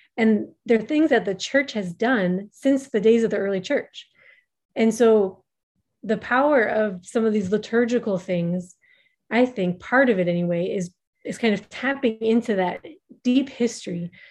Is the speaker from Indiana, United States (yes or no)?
no; Minnesota, United States; moved away as an adult; also born or lived in Somaliland; now in Djibouti; I am an American originally from Minnesota